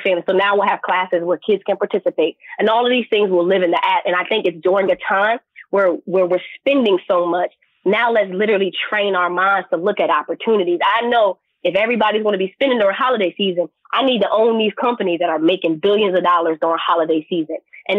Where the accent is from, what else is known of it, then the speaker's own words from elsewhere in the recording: Philadelphia, Pennsylvania, United States; Plus, I didn't want to go too far from home because I'm from Philly, but I also didn't want to leave Philadelphia.